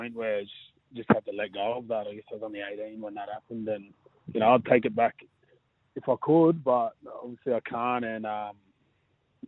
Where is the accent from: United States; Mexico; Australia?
Australia; Sydney, New South Wales; now in Manly, Australia; I was born and raised out there.